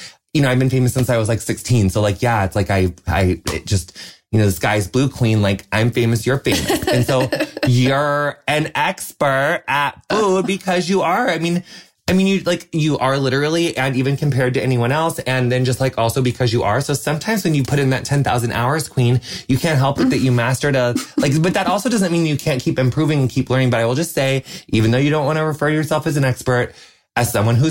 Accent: Midwest, United States; moved away; also born or lived in Los Angeles, United States; I'm so Midwestern. Yeah. I grew up on a cornfield.

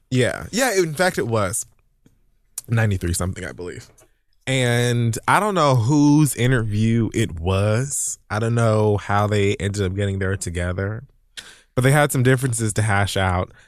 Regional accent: Miami, Florida, United States; moved away as an adult; now in New York City, United States; Born and raised in Miami, spent twenty-five years of my life there, so most of it

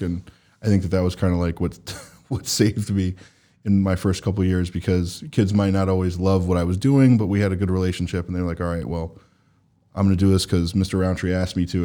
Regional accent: New Jersey, United States; now in Boston, United States; I'm from New Jersey

